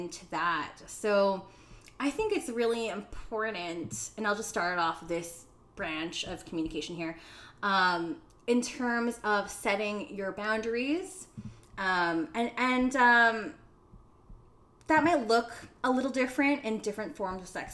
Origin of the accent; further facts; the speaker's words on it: Philippines; I'm Filipino. And in the Philippines, we have like papaya soap